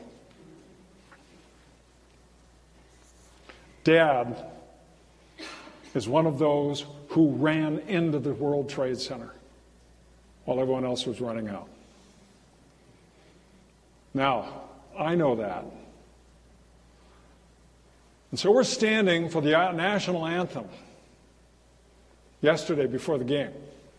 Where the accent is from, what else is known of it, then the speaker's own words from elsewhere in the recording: California, United States; And I rolled the window down, I called up, I'm from California, why'd you leave?